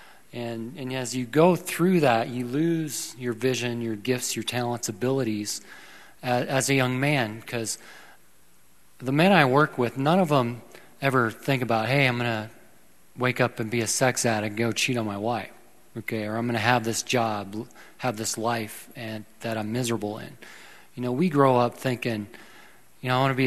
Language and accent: English; South Dakota, United States; moved away; Originally, I was born and raised in South Dakota.